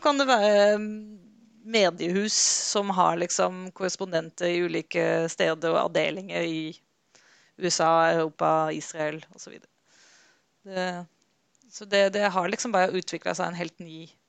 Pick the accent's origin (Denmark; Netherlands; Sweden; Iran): Netherlands; now in Norway; Jeg er selv fra Nederland